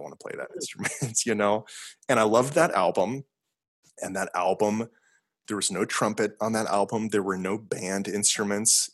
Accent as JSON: {"language": "English", "region": "South Dakota", "country": "United States", "tie": "born or raised there", "also_born_or_lived": "Montana", "said": "I'm from South Dakota because I went to like middle school and high school mm-hmm. there."}